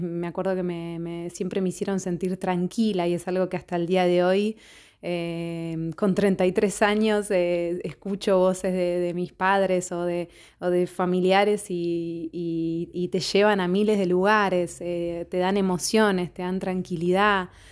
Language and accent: Spanish; Buenos Aires, Argentina; moved away as an adult; now in Rome, Italy; soy una cantautora argentina de Buenos Aires. En este momento estoy viviendo en Roma